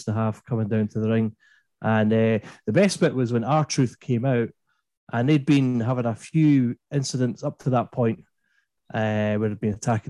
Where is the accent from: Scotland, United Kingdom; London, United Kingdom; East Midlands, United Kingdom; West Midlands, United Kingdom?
Scotland, United Kingdom; East Coast of; I'm from the East Coast, so we speak a bit better.